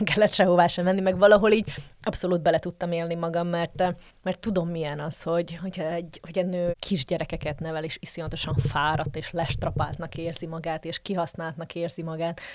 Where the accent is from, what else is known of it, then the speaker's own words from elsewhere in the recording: Slovakia; moved away as an adult; also born or lived in Žitný ostrov (Csallóköz); now in Brussels, Belgium; magyar vagyok, max hozzáteszem azt, hogy szlovákiai vagy felvidéki magyar